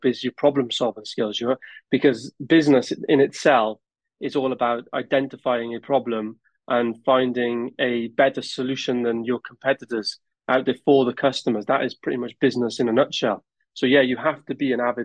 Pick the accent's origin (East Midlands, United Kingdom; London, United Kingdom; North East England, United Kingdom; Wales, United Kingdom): Wales, United Kingdom; Newport; I'm originally from Newport in South Wales. And growing up, I was fortunate that my parents were landlords